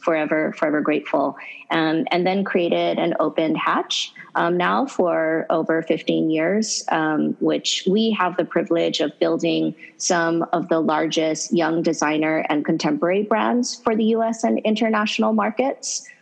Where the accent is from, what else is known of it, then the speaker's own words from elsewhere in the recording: Hawaii, United States; I'm um, so so lucky and fortunate to be born and raised in Hawaii